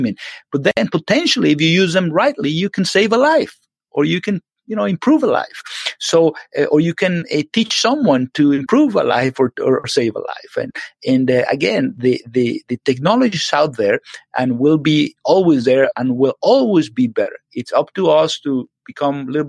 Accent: Venezuela; moved away as an adult; now in United States; Yes, I'm from Venezuela originally. I lived there all my life

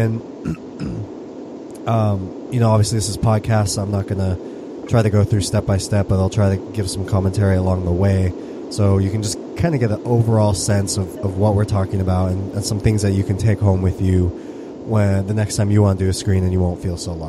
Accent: United States; I'm U.S., I'm all American

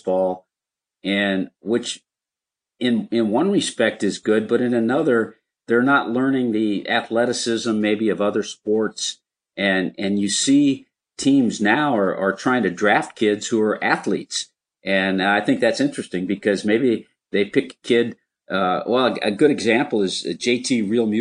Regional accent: Los Angeles, California, United States; it was in L.A. There were over 50,000 people there, and that was my hometown

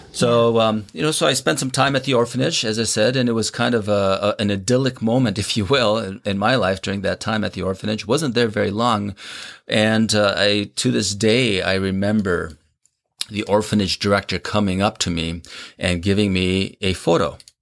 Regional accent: Minnesota, United States; born or raised there; also born or lived in South Korea

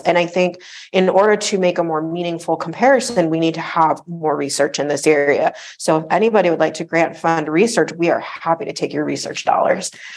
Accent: South Florida, United States; I grew up in South Florida

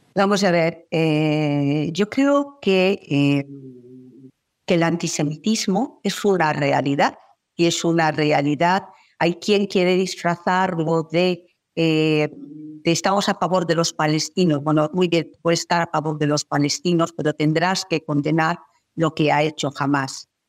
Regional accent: Spain; en mi país

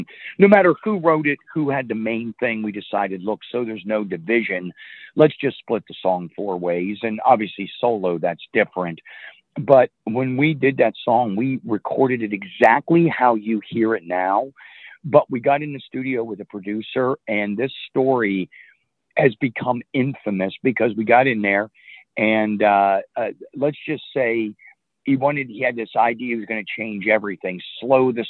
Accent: Butler, Pennsylvania, United States; also born or lived in Virginia / Mechanicsburg, Pennsylvania; I grew up in Butler, Pennsylvania

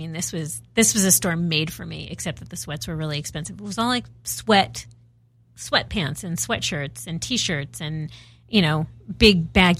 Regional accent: Los Angeles, California, United States; Woodland Hills is a little more she than where I grew up in Northridge.

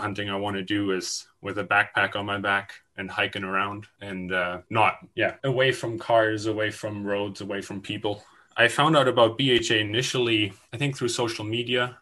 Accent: Germany; now in British Columbia, Canada; I moved here from Germany in 2012 with my parents and my older brother

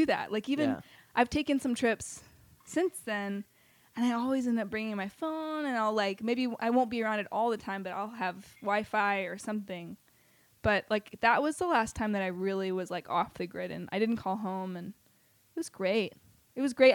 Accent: the South, United States; being a Southerner. And I always wanted to leave the South. Like, from, like first grade

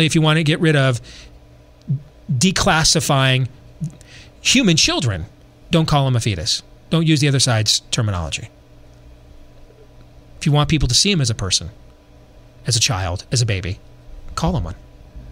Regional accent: Iowa, United States; in Iowa, in my home state

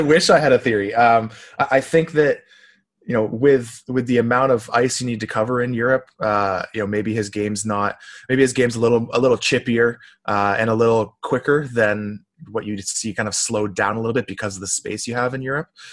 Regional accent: Waterloo, Ontario, Canada; also born or lived in Ottawa / Kitchener; I grew up in Waterloo

